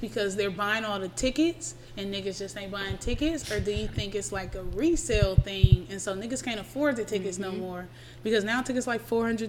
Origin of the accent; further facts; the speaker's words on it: Vallejo, California, United States; born there; Hey, nigga, I was born in Vallejo.